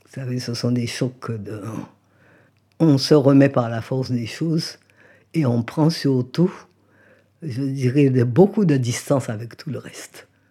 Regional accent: Guadeloupe; moved away as an adult; also born or lived in Paris; qui m'ont connu enfant en Guadeloupe

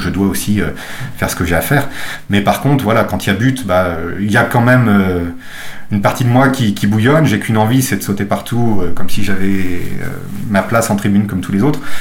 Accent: Nantes, Pays de la Loire, France; je suis né à Nantes

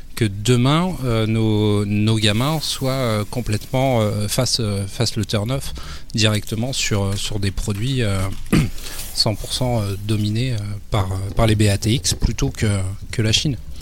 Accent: France; chez nous, en France

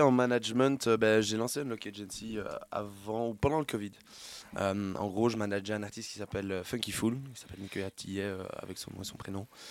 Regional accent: Brussels, Brussels-Capital Region, Belgium; je suis bruxellois de base

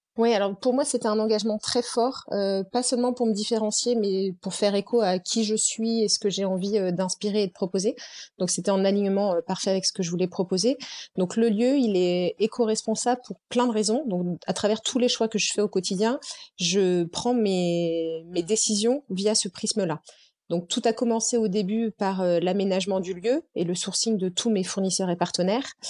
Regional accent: Normandy, France; moved away as an adult; also born or lived in Nancy; je suis normande

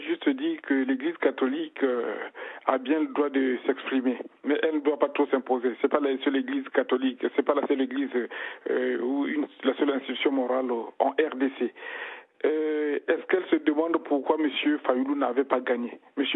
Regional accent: Republic of the Congo; Moi, je suis du Congo-Brazzaville

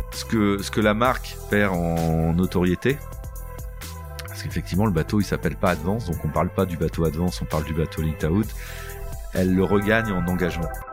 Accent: Boulogne-sur-Mer, Hauts-de-France, France; je suis né, et j'habite à Boulogne-sur-Mer, enfin dans la région de Boulogne-sur-Mer

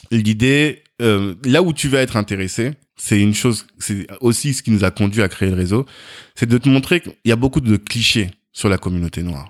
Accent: Orléans, Centre-Val de Loire, France; also born or lived in Africa (born) / Versailles; j'ai grandi en, en, France, je suis né en Afrique, mhm. mais je suis venu ici, j'étais tout petit, j'avais genre 16 euh, mois ou 18 mois

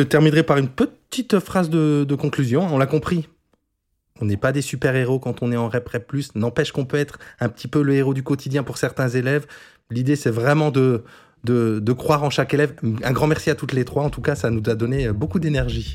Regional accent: Moselle, Grand Est, France; accent: mosellan; notre accent mosellan, parce que j'espère que vous ne l'entendez pas trop, mais moi je viens de Moselle

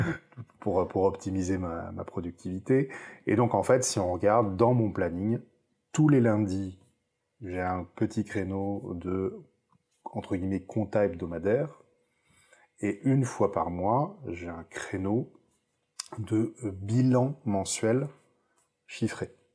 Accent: Lot, Occitania, France; now in Toulouse, France; je vais partir dans dans les terres natales. C'est-à-dire, je vais partir quelques jours dans le Lot

